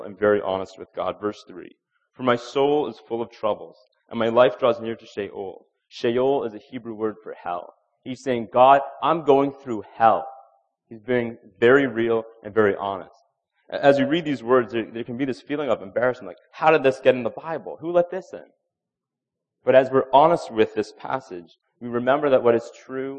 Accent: Canada; we have this pressure as Christians, as Canadian Christians, that we're polite people. As Canadians, we're polite

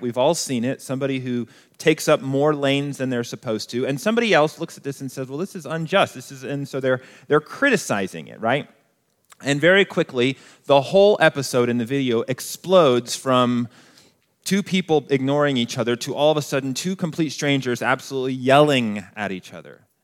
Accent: Colorado Springs, Colorado, United States; moved away as an adult; I grew up here in Colorado Springs

